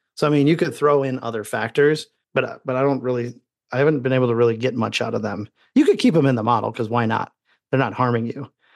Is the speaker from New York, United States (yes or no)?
no; Indiana, United States; as a child growing up in Indiana